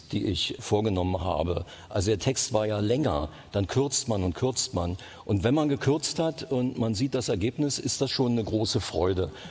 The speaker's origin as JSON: {"language": "German", "region": "East Germany", "country": "Germany", "tie": "born or raised there", "said": "Ich bin in der DDR groß geworden. Da kenne ich mich am besten aus."}